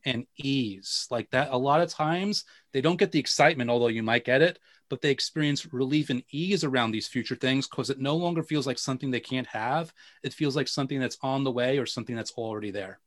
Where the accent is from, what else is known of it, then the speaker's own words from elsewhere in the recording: New York, United States; I'm a New Yorker